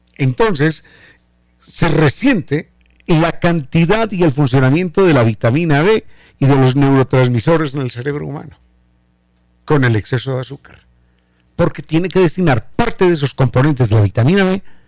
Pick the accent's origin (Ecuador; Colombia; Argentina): Ecuador; nuestro castellano ecuatoriano, de nuestros ecuatorianismos